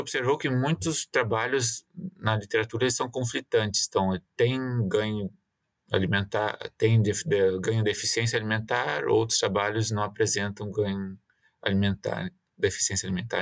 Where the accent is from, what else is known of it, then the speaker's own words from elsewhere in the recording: Mato Leitão, Rio Grande do Sul, Brazil; moved away as an adult; also born or lived in Porto Alegre, Brazil; now in Quebec, Canada; Eu sou natural de Mato, Mato Leitão, interior do Rio Grande do Sul.